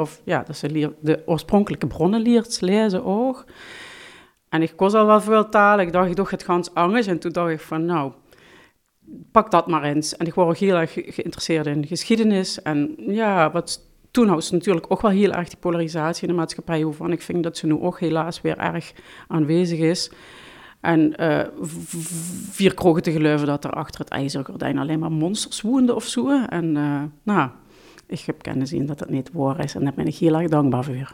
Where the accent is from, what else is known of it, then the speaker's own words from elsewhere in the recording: Heerlen, Limburg, Netherlands; first language Limburgish; also born or lived in Vaals; Ik ben geboren in Voelender, maar opgetogen in Heerlen